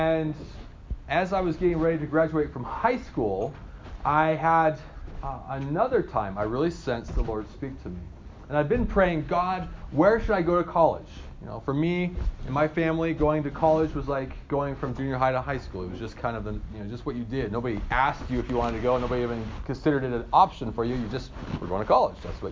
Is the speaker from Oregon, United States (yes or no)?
yes; Hermiston, Oregon, United States; I'm from Eastern Oregon, a little town called Hermiston